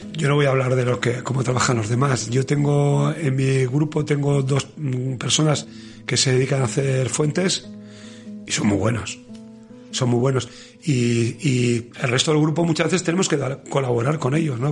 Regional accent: Basque Country, Spain; en Euskadi

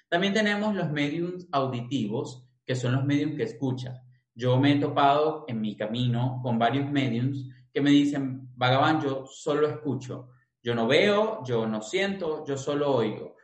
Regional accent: Caracas, Capital District, Venezuela; nacido y crecido en Venezuela, en Caracas

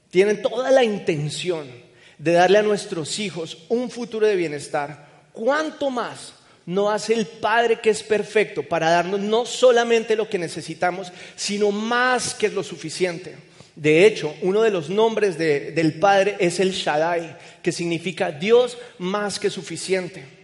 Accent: Colombia; Entonces ayúdeme con un aplauso que yo soy el cachaco nuevo.

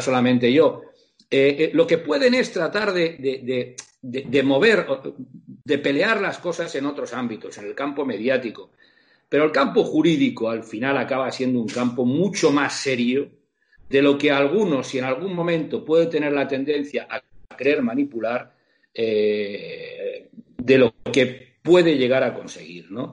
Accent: Catalonia, Spain; aquí en mi tierra

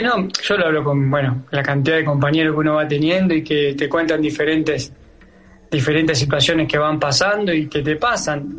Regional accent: Acebal, Santa Fe, Argentina; moved away; Acá en mi pueblo, en Natal, en Aceval

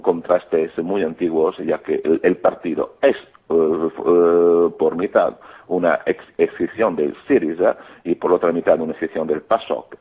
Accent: Greece

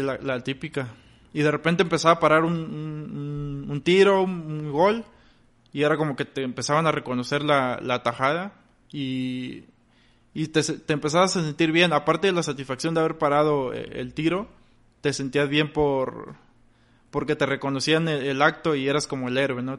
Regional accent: Ciudad Victoria, Tamaulipas, Mexico; moved away as an adult; now in Monterrey, Mexico; radico aquí en Monterrey, pero yo nací en Victoria, Tamaulipas. Allá, pues allá crecí

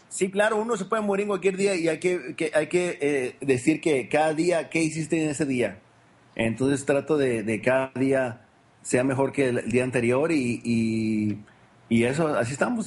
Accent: Culiacán, Sinaloa, Mexico; now in United States; yo nací en Culicán, Sinaloa. Es el noroeste de México

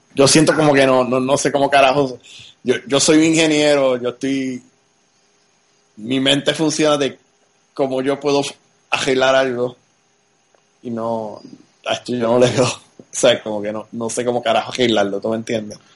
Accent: Puerto Rico; moved away as an adult; also born or lived in Texas; yo me crié en Puerto Rico, pero pues a mis 20 años, 21 a, a, pues, a Texas

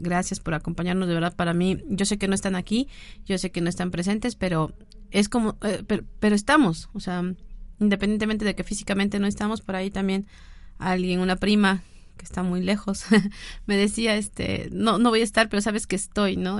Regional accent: Mexico; festejo mi revolución, festejo mi independencia

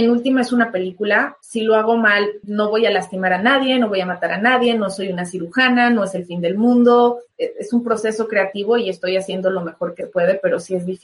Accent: Mexico; Adriana Barraza y yo somos mexicanas, por fin llega a nuestro país

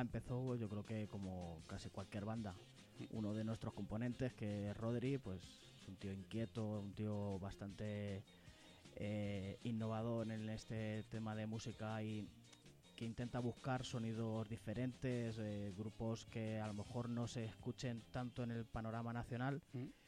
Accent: Toledo, Castilla-La Mancha, Spain; Nosotros somos de Toledo

